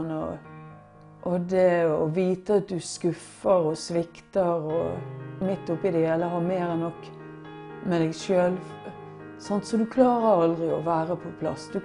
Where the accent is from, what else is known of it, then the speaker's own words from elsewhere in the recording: Bergen, Vestland, Norway; Jeg er fra Bergen, og, men eh, min far er fra Florø.